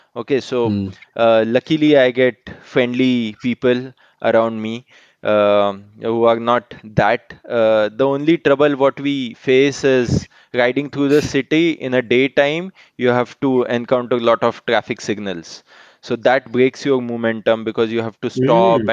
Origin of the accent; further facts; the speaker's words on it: Mumbai, Maharashtra, India; I am from Mumbai